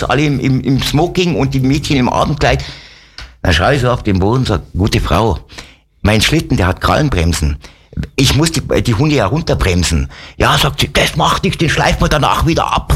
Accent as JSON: {"language": "German", "town": "Wolfratshausen", "region": "Bavaria", "country": "Germany", "tie": "born or raised there", "also_born_or_lived": "Alsdorf (Höngen) near Aachen / Degernbach, Lower Bavaria", "said": "bin dann 65 nach Wolfertshausen zu meiner Oma. Okay. Und da bin ich dann aufgewachsen"}